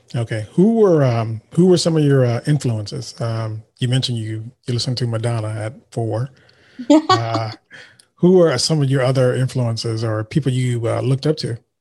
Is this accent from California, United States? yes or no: yes; Vallejo, California, United States; I'm from Vallejo